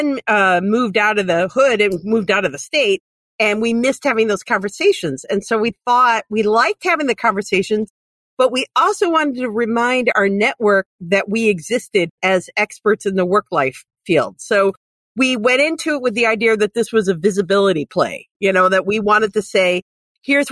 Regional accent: North Ridgeville, Ohio, United States; I grew up in North Ridgeville, up in Lorain County

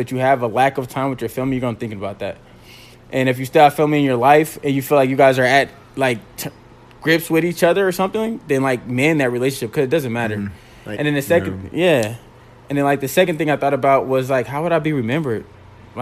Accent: Indianapolis, Indiana, United States; I'm from Indianapolis

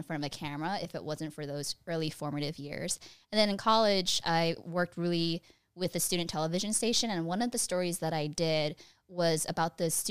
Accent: Fremont, California, United States; moved away as an adult; now in Los Angeles, United States; The same place as …, Fremont, California. It's my hometown.

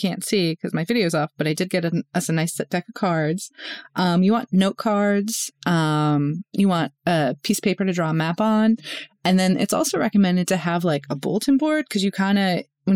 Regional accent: Northeast, United States; moved away; I grew up in Northeast, like in the Northeast

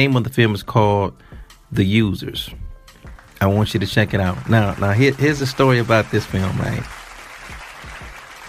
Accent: Detroit, Michigan, United States; I'm from Plymouth

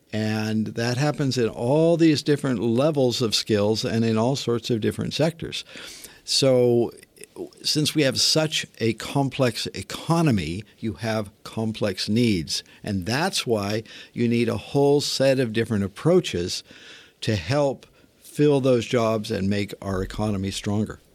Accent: Northern California, United States; I grew up in Northern California in a, a modest town, modest neighborhood

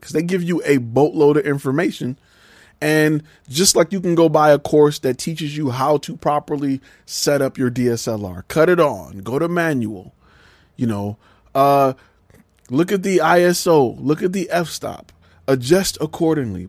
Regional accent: Detroit, Michigan, United States; also born or lived in Atlanta; now in Dallas, United States; I'm from Detroit

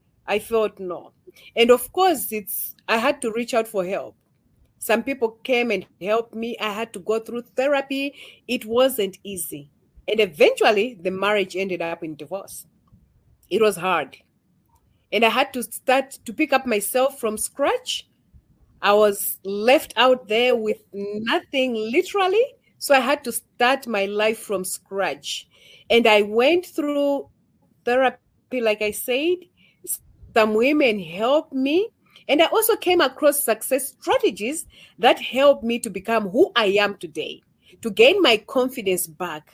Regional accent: Malawi; I'm from Malawi

